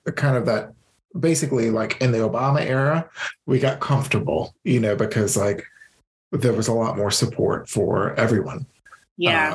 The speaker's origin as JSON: {"language": "English", "region": "Louisiana", "country": "United States", "also_born_or_lived": "Iowa", "said": "I'm a Louisiana boy"}